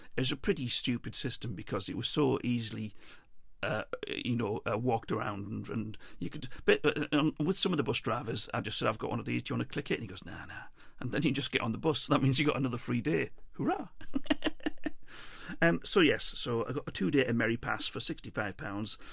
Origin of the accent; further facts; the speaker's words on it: England, United Kingdom; also born or lived in Ireland; I'm English